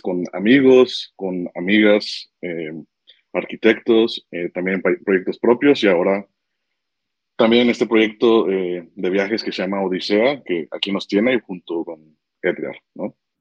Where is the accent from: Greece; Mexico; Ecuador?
Mexico; Tepic, Nayarit; now in Guadalajara, Mexico; Yo soy de Tepic, de Nayarit